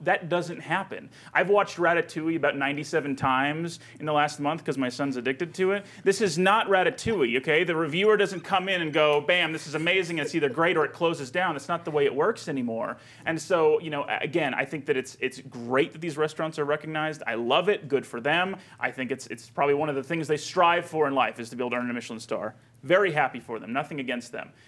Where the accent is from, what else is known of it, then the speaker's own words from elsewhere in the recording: California, United States; now in Brighton, Colorado, United States; born and raised in California